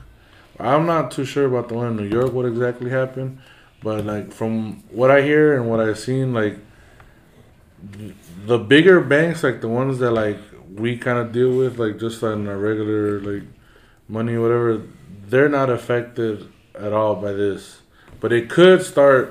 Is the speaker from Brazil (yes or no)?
no; Zacatecas, Mexico; I'm from Zacatecas, bro.